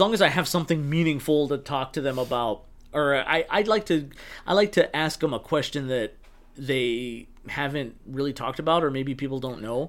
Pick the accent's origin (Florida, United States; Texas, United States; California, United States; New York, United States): Texas, United States; El Paso; now in Los Angeles, United States; I'm from Texas, bum fuck Texas. El Pa